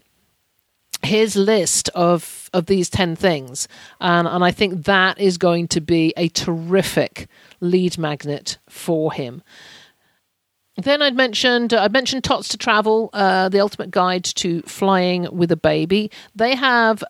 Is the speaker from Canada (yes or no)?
no; United Kingdom; as a Brit traveller